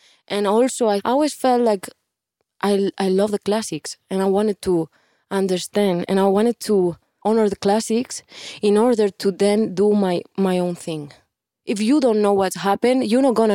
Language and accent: English; Barcelona, Catalonia, Spain; English is a second language; moved away as an adult; now in Miami, United States; I'm from Barcelona